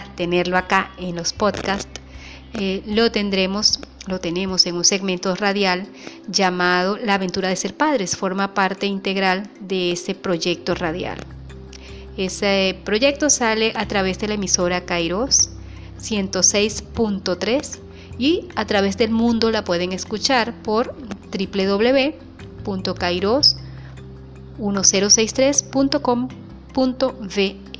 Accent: Venezuela; Soy venezolana, vivo en un pequeño pueblo llamado Paraguaná

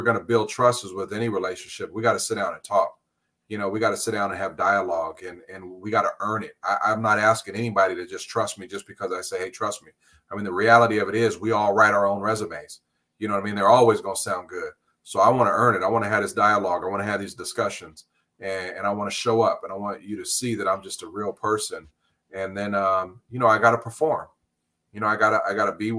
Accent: Los Angeles, California, United States; also born or lived in San Pedro / Carson / Compton; I was born and raised right here in LA County.

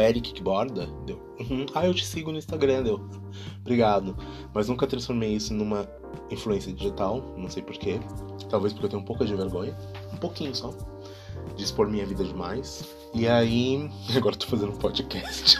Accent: Brazil; now in Germany; sou brasileiro

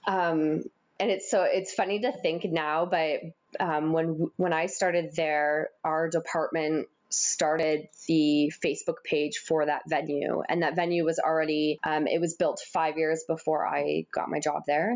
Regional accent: Windsor, Ontario, Canada; now in Toronto, Canada; I grew up in Windsor, Ontario

